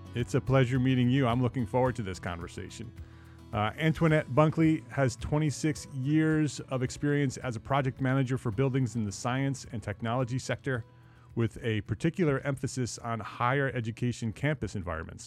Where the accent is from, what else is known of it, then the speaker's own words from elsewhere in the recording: New Jersey, United States; moved away as an adult; also born or lived in New York / Westchester County; now in Charlotte, United States; I grew up in New Jersey